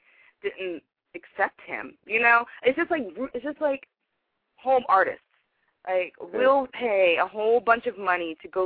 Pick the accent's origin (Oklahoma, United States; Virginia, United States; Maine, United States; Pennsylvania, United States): Pennsylvania, United States; Philadelphia